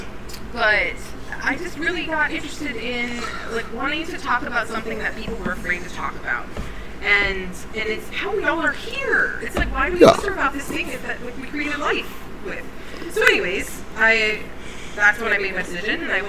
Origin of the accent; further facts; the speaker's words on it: Hawaii, United States; when I was growing up in Hawaii